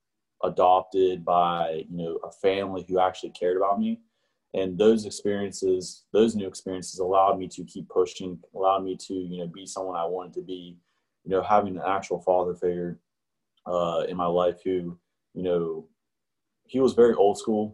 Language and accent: English; Wheeling, West Virginia, United States; I was born and raised in West Virginia. And more specifically, I was from Wheeling, which is like the northern panhandle